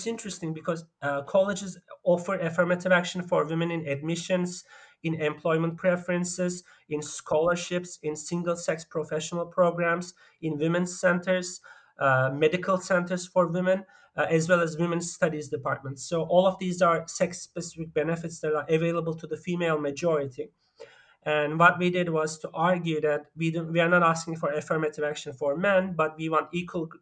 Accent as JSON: {"language": "English", "country": "Turkey", "tie": "born or raised there", "also_born_or_lived": "Germany", "moved": "yes", "said": "I grew up mostly in Turkey and also in Germany."}